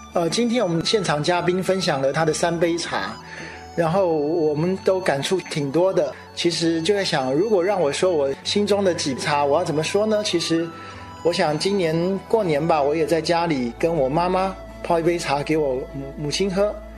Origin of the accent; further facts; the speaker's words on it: Taiwan; 来自台湾的新鲜名堂堂主